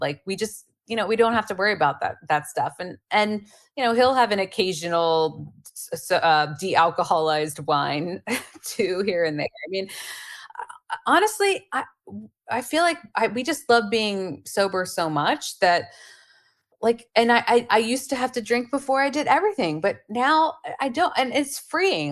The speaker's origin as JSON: {"language": "English", "region": "Pennsylvania", "country": "United States", "tie": "born or raised there", "said": "I grew up in Pennsylvania"}